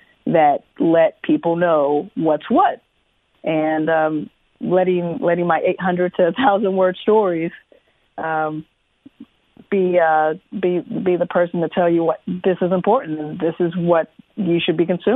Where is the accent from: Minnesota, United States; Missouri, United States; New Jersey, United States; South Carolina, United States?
Missouri, United States; St. Louis; born or raised there; moved away as an adult; also born or lived in Kansas City / Indianapolis; now in Washington, United States